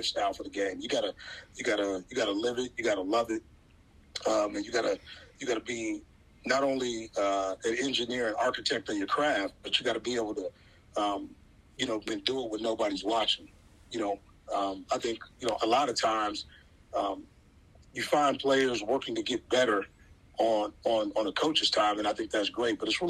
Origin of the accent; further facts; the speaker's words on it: Southwest, United States; now in Nashville, United States; I'm from the Southwest